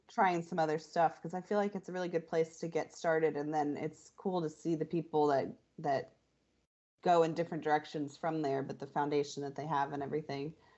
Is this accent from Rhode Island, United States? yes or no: no; Florida, United States; I'm from Florida